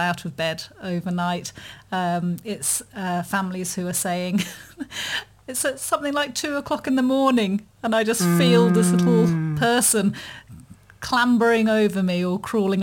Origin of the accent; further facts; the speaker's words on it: United Kingdom; being British